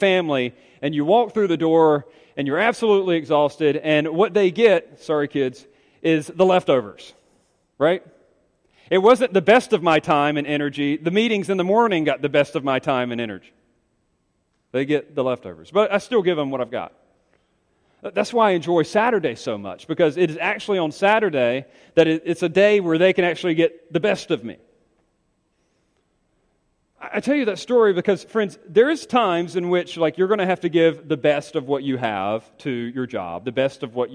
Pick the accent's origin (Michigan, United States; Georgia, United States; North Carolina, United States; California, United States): North Carolina, United States; Greenville; my hometown. Greenville, North Carolina